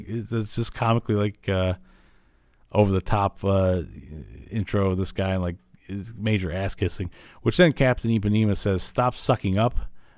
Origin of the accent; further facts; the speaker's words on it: Illinois, United States; I grew up in Illinois